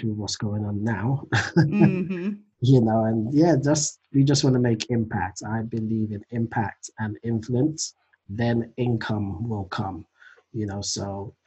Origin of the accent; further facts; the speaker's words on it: London, United Kingdom; also born or lived in Nigeria; I was born in London, raised in Nigeria for just a few years, and came back to London and been in London ever since. So yeah, from the UK.